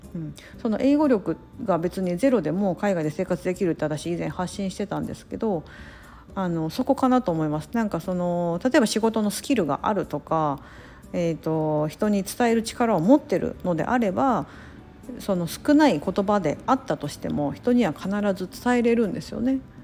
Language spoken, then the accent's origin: Japanese; Japan; first language Japanese; moved away; 我々は日本語が母国語なので